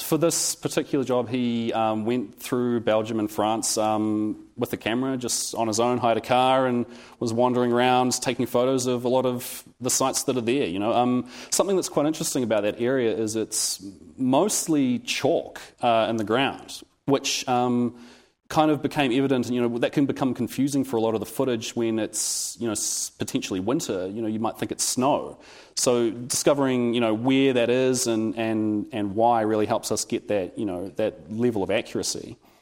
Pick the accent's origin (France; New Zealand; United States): New Zealand; Wellington; I'm from Wellington, New Zealand